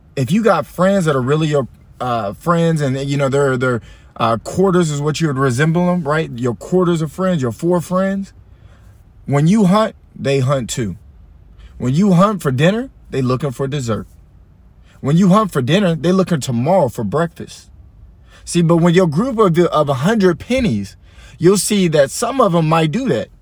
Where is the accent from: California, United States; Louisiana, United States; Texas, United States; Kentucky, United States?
Texas, United States; Allen; I'm from Allen